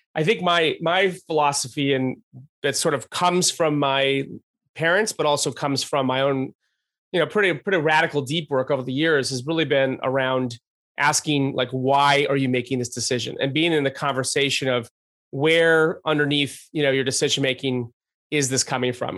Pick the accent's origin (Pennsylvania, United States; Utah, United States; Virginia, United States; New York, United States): New York, United States; Rochester; also born or lived in Albany, New York; just outside of Albany and then in Rochester